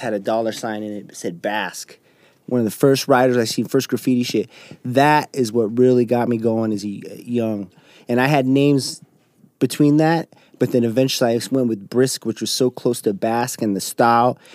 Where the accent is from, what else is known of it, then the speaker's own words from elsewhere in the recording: West Valley City, Utah, United States; I was born at Granger Hospital in West Valley, right there on 35th, and I went to Granger Elementary, went to Valley Junior High